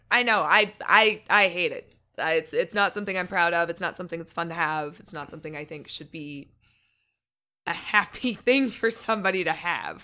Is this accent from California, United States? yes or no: no; Evansville, Indiana, United States; moved away; also born or lived in Missouri; I grew up, um, in Missouri and Indiana